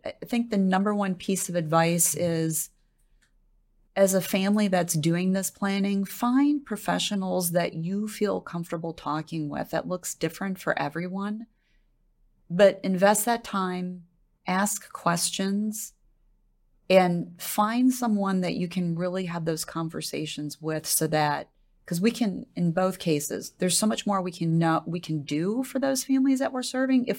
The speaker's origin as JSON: {"language": "English", "region": "Wisconsin", "country": "United States", "tie": "born or raised there", "moved": "yes"}